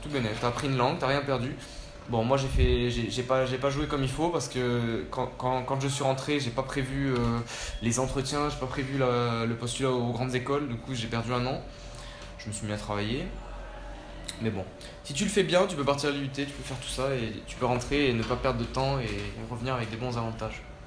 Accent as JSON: {"language": "French", "town": "Nîmes", "region": "Occitania", "country": "France", "tie": "born or raised there", "also_born_or_lived": "Spain / Chile", "said": "je suis né en Espagne en 1996, j'ai donc 21 ans. Vers l'âge de 5 ans on est parti en France vivre euh, avec, mes parents et j'ai grandi essentiellement dans la ville de Nîmes"}